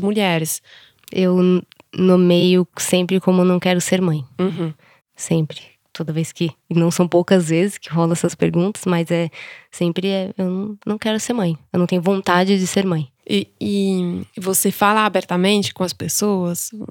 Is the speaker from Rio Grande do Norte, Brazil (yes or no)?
no; São Paulo, Brazil; Eu sou de São Paulo mesmo, capital